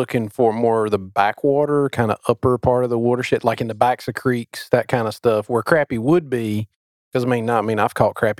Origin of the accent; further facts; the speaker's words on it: New Bern, North Carolina, United States; I grew up in New Bern and grew up fishing upstream of New Bern